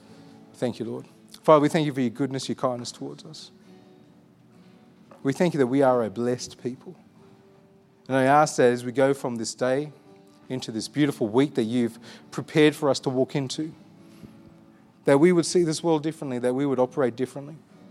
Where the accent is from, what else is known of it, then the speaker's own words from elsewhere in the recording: Armidale, New South Wales, Australia; I look like this. I grew up in Armidale.